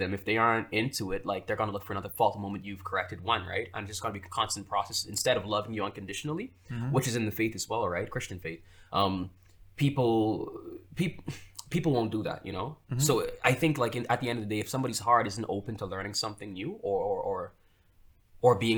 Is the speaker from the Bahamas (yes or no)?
yes; Freeport, Grand Bahama, Bahamas; moved away as an adult; now in Prince Edward Island, Canada; I grew up in Freeport, Grand Bahama Island